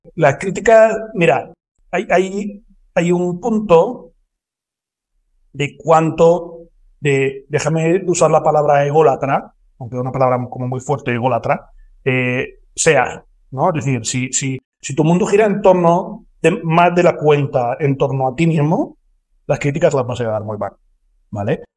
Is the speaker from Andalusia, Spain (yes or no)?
yes; Córdoba, Andalusia, Spain; moved away as an adult; now in Madrid, Spain; yo soy de Córdoba, yo soy cordobés, llevo mucho tiempo ah. viviendo en Madrid y demás, porque me vine aquí a estudiar